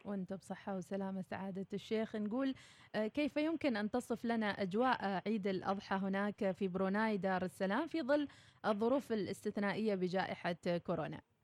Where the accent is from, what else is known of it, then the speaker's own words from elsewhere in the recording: Oman; كعمانيين هنا في داخل الوطن